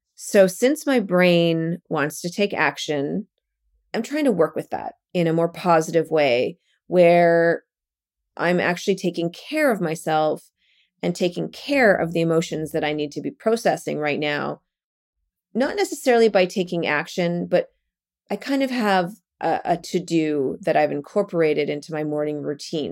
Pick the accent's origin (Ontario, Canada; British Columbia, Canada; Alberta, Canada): Alberta, Canada; Calgary; moved away as an adult; also born or lived in Vancouver / Japan / Toronto / Brooklyn; now in New York, United States; I was born and raised in Calgary, Alberta